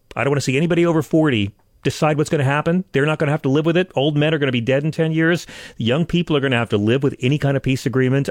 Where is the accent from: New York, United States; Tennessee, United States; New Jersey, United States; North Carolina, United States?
New York, United States; Long Island; now in Manhattan, United States; I come from Long Island